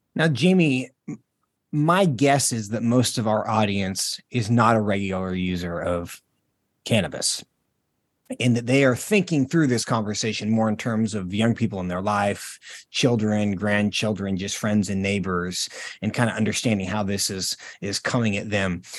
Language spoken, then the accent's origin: English; Washington, United States; moved away as an adult; My home state of Washington, I don't live there now, but, um, I spent most of my life there